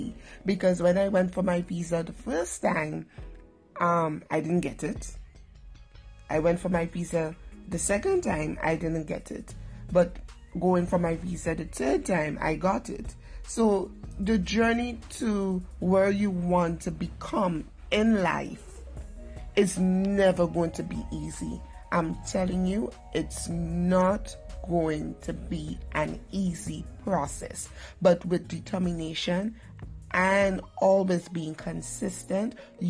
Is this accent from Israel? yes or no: no; Grenada; also born or lived in Trinidad and Tobago; I'm a Trinidadian by birth, but I'm now Grenadian